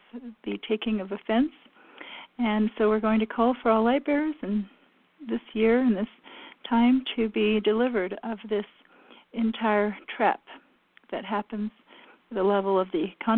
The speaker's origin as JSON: {"language": "English", "country": "France", "tie": "born or raised there", "moved": "yes", "said": "I was raised in France"}